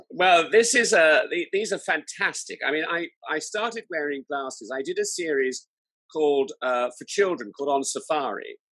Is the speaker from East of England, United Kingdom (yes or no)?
no; Salisbury, South West England, United Kingdom; I was brought up in Salisbury in Wiltshire